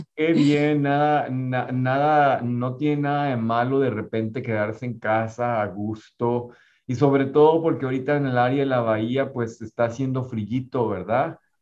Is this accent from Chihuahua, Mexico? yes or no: yes; Ciudad Juárez, Chihuahua, Mexico; moved away; la ciudad de donde soy originario, que es Ciudad Juárez, Chihuahua.